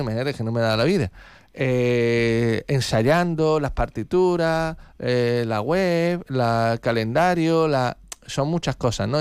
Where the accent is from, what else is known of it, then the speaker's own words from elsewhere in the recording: Algeciras, Andalusia, Spain; soy de Algeciras